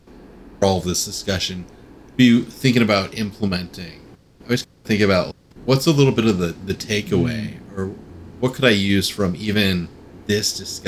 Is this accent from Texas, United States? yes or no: no; California, United States; I grew up in Southern California, so like back before when the Rams were there for the first time and then when they left.